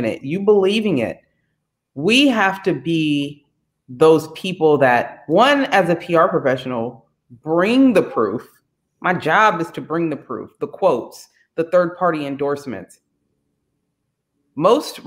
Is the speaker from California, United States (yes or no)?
yes; Bay Area, California, United States; I'm from the Bay Area. We're all multicultural and whatnot.